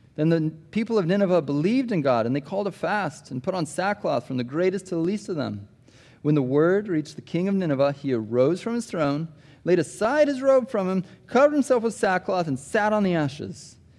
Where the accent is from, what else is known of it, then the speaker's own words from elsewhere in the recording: Des Moines, Iowa, United States; moved away; I grew up in Iowa, Des Moines, Iowa